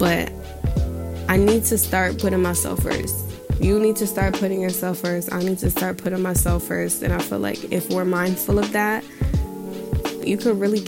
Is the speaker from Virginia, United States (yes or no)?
no; New York, United States; I grew up in New York